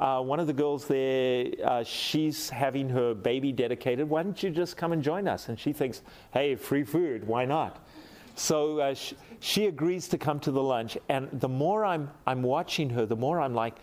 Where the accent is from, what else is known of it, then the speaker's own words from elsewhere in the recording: South Africa; I'm a fine South African gentleman